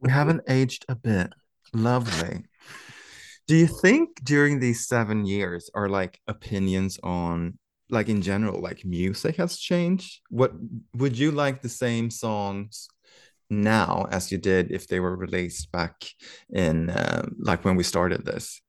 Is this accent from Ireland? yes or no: no; Sweden; we are from Sweden